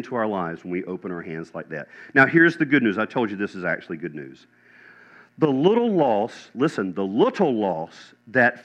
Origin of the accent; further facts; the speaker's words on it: Chapel Hill, North Carolina, United States; moved away; I was born in Chapel Hill, North Carolina